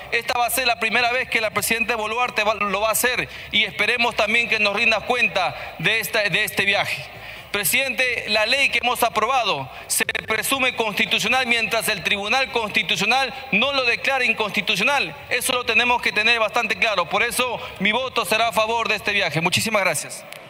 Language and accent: Spanish; Loreto, Peru; quien habla nació en una región amazónica, en la hermosa Loreto